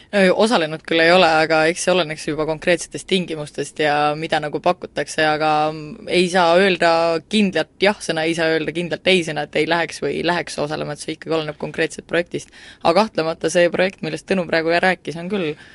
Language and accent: Estonian; Central Estonia, Estonia; moved away; ma olen tegelikult Kesk-Eestist üldse pärit ja väikesest kohast